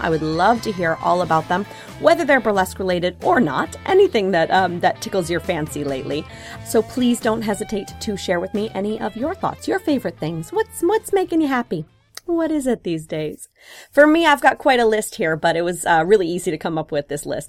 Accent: Wisconsin, United States; moved away; I grew up in Wisconsin

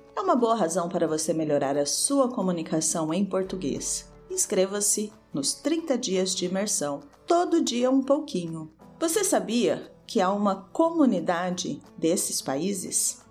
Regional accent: Brazil; Aqui no Brasil

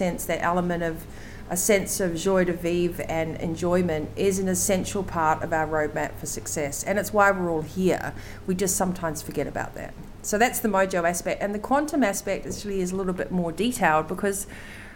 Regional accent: New Zealand; I'm a Kiwi

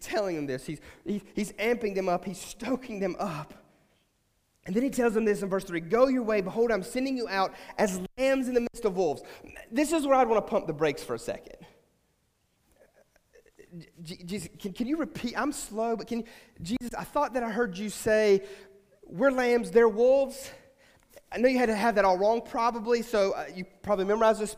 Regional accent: West Virginia, United States; moved away; we're from West Virginia

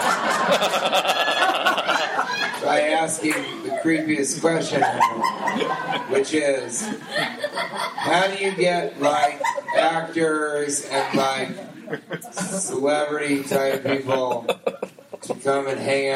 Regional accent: United States; I'm not from fucking Japan, all right? I'm an American

